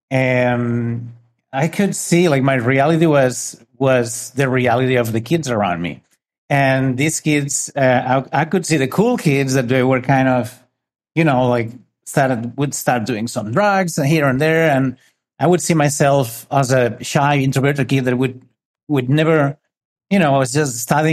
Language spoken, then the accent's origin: English; northern Spain, Spain; I'm from Spain. I grew up in a little city